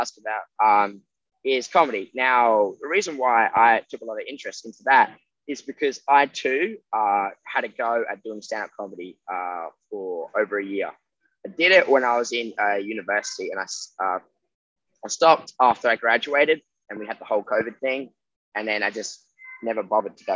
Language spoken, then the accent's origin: English; England, United Kingdom; now in Australia; I'm from England.